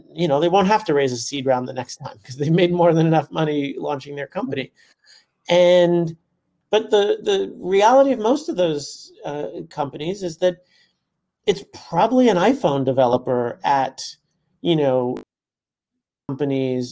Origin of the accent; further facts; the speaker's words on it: New York City, New York, United States; I grew up in Brooklyn. I've lived my entire life within the five boroughs of New York City, including for college.